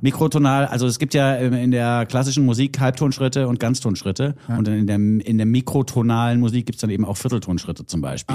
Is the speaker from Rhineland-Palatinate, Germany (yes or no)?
no; Bavaria, Germany; Für mich als Bayer